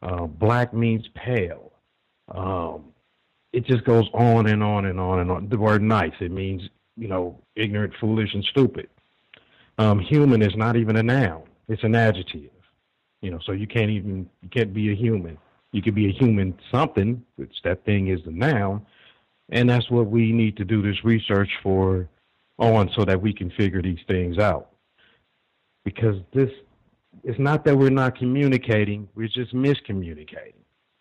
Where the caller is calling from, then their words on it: Los Angeles, California, United States; I'm calling from Los Angeles, and I don't know if you're still having us classify ourselves, but I'm non-white.